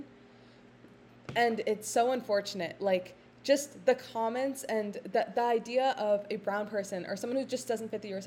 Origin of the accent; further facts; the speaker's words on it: Midwest, United States; I'm from the Midwest